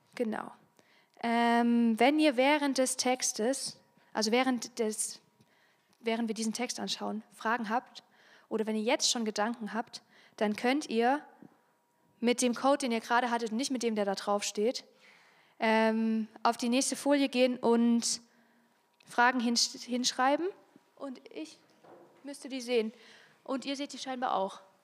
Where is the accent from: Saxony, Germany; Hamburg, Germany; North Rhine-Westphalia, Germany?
Saxony, Germany; Freiberg; now in Chemnitz, Germany; Ich bin in Freiberg aufgewachsen, das ist hier ganz in der Nähe, so eine Kleinstadt.